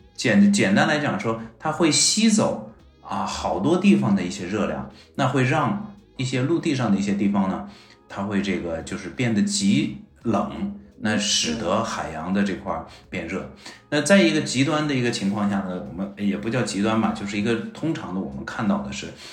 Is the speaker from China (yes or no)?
yes; Harbin, Heilongjiang, China; now in Beijing, China; 我本身是东北人啊，我哈尔滨人，那我们哈尔滨